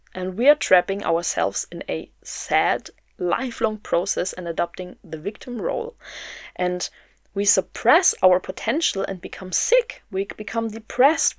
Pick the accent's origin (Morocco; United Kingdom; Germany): Germany; also born or lived in Berlin; I'm from Germany. I live in Berlin